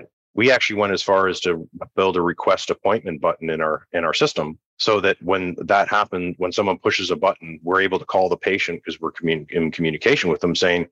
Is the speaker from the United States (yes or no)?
no; Canada; I'm Canadian, so I come from the Canadian healthcare system